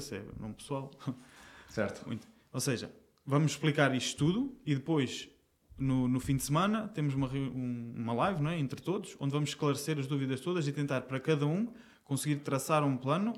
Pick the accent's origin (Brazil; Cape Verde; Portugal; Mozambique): Portugal; Aveiro, Centro; moved away as an adult; now in Lisbon, Portugal; eu, não sou daqui de Lisboa, eu vim, eu vim de Aveiro